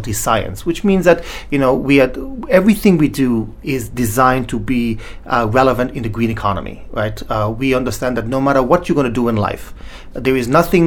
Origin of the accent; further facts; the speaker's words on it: Gambia; also born or lived in Sierra Leone / England; now in United States; I was actually born in a small country called Sierra Leone in West Africa. I grew up in a small country called the Gambia